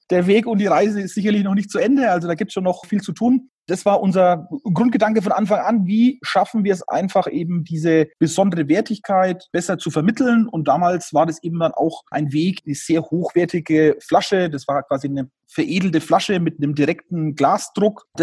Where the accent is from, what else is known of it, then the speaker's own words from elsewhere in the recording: Bavaria, Germany; born there; habe damals als gebürtiger Oberfranke natürlich auch schon eine ausgeprägte Leidenschaft fürs Thema Bier gehabt